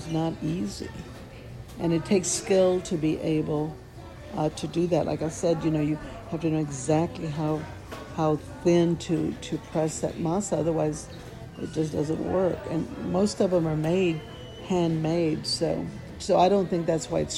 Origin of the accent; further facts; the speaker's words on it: San Antonio, Texas, United States; I was born in San Antonio, Texas, and I'm going to die in San Antonio, Texas